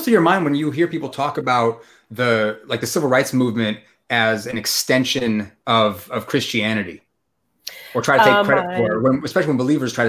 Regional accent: West Coast, United States; moved away as an adult; also born or lived in North Carolina; So I grew up out on the West Coast, and in 2007, I moved to North Carolina. And before I went to North Carolina, I spent some time in Georgia and in South Carolina and in Virginia.

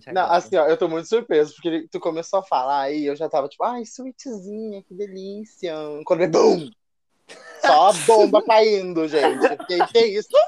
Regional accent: Rio de Janeiro, Brazil; Eu vim no Rio Grande do Sul, sou carioca.

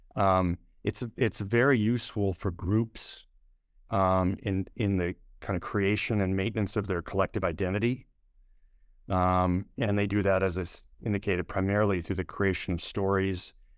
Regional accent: Minnesota, United States; moved away as an adult; now in New York City, United States; I grew up in a, a large family in a small town in, uh, Minnesota

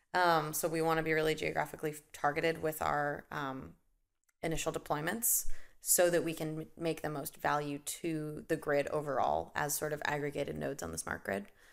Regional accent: Nebraska, United States; also born or lived in Boston; now in Chicago, United States; I'm a Midwestern uh, Midwesterner at heart and birth, so I grew up in Nebraska and then moved out to Boston

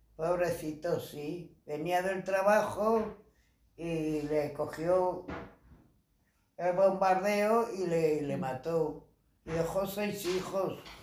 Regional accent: Madrid, Community of Madrid, Spain; He nacido en Madrid, en la calle, eh, cerca de Embajadores, en la calle Las Peñuelas

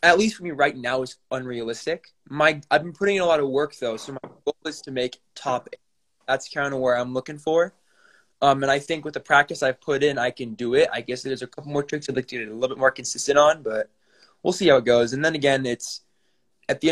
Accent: Spokane, Washington, United States; I am 17, and I'm from Spokane, Washington

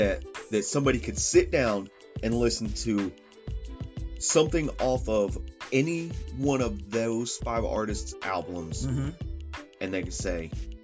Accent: Chattanooga, Tennessee, United States; also born or lived in Galveston, Texas; Raised in Chattanooga

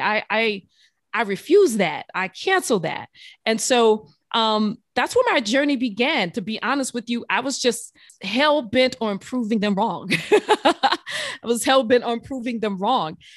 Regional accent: New Orleans, Louisiana, United States; I grew up, um, I'm from New Orleans, Louisiana

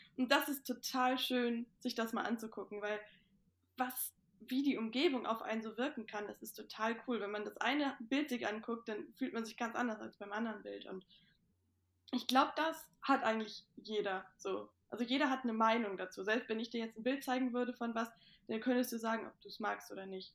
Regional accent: Itzehoe, Schleswig-Holstein, Germany; bei uns zu Hause in Itzehoe haben wir halt auch einen Kamin

